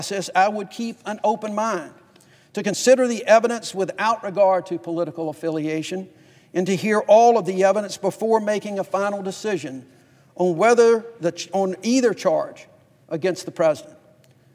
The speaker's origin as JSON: {"language": "English", "town": "Fairfield", "region": "Alabama", "country": "United States", "tie": "born or raised there", "said": "I grew up in Fairfield, Alabama"}